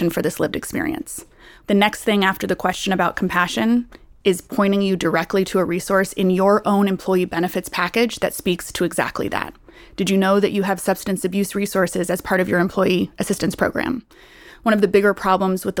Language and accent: English; Costa Rica; I was born in Costa Rica to a father with schizophrenia